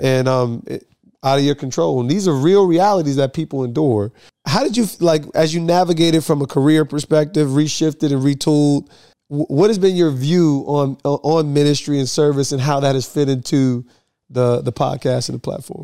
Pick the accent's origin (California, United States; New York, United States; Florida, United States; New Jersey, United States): New Jersey, United States; I'm from Jersey